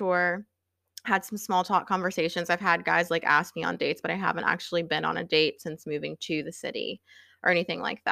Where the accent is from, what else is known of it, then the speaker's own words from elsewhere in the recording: Virginia, United States; moved away as an adult; now in New York City, United States; I grew up in Virginia